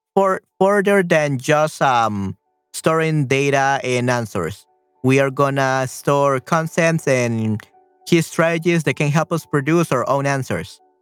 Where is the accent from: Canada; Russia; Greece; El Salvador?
El Salvador; Uh, soy de El Salvador. I'm from El Salvador.